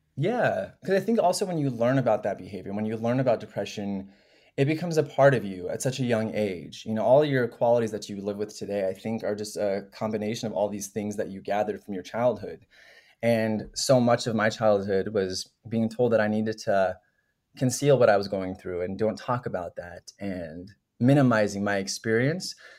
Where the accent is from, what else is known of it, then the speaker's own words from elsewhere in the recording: Denver, Colorado, United States; moved away as an adult; also born or lived in New York; I'm from Denver, Colorado originally